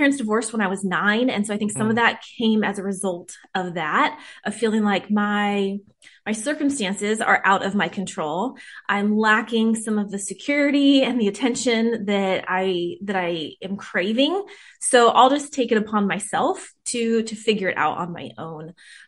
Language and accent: English; Whittier, California, United States; I grew up in Whittier, California, with mostly my mom and my two older sisters.